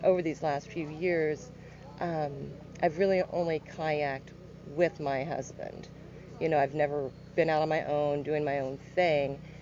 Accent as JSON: {"language": "English", "town": "Joplin", "region": "Missouri", "country": "United States", "said": "I am from Joplin, Missouri, so not too far from here, about two hours"}